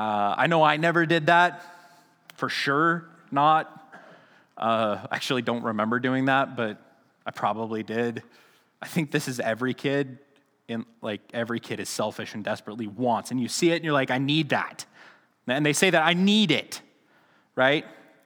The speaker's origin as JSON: {"language": "English", "town": "Hagerman", "region": "Idaho", "country": "United States", "tie": "born or raised there", "said": "Now, I remember growing up in Hagerman, the stores closed really early, so there was a couple of times where Mom was making a pie late at night, and we had to run down to Grandma's to get some tapioca"}